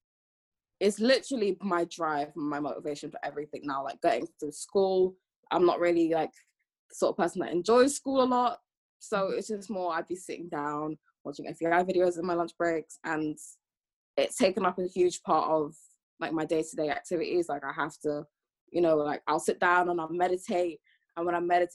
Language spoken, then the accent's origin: English; London, United Kingdom; also born or lived in Antigua and Barbuda; I'm half Antiguan, half Jamaican, and I'm from London